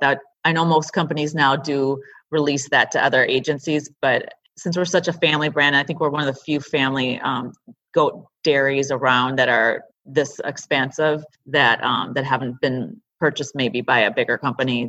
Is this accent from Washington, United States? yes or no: no; River Falls, Wisconsin, United States; also born or lived in California; now in Minneapolis, United States; that's my hometown, River Falls